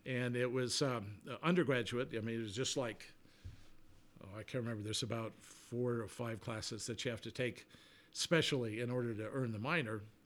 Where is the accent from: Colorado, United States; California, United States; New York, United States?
Colorado, United States; Colorado Springs; moved away as an adult; also born or lived in Houston / New Orleans; we moved from Houston to Colorado Springs, which is my hometown